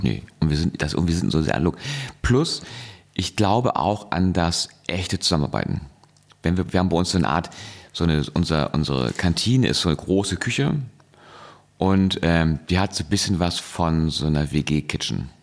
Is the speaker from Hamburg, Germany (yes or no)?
yes; Hamburg, Germany; ich komme aus Hamburg